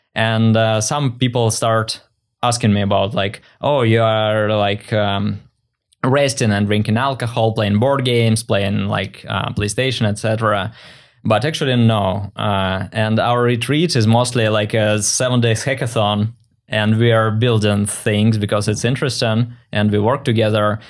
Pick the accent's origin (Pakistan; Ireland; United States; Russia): Russia; moved away as an adult; also born or lived in Saint Petersburg, Russia; now in Vancouver, Canada; I was born in Russia